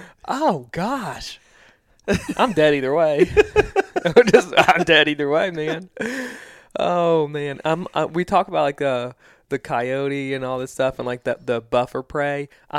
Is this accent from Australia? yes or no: no; East Coast, United States; now in Midwest, United States; we are Midwesterners. I grew up on the East Coast, but, like, this is home now.